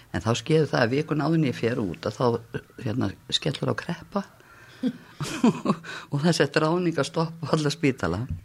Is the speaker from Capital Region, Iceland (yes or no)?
yes; Reykjavík, Capital Region, Iceland; ég er svona fættin í Reykjavík árið 1957, ólst upp í Þingoltunum og Laugásveginum